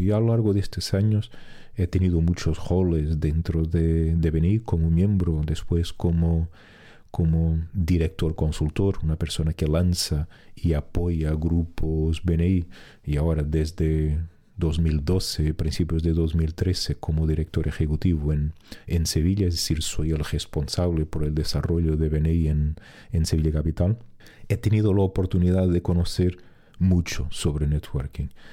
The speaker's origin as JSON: {"language": "Spanish", "country": "Portugal", "moved": "as an adult", "said": "en mi pueblo donde yo vivía en, Portugal"}